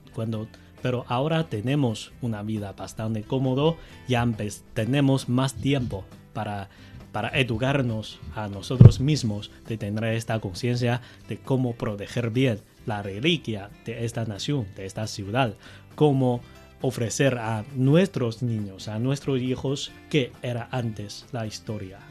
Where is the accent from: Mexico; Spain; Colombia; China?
China; Beijing; Spanish is a second language; yo soy de Beijing, he vivido a aquí por más de 30 años de edad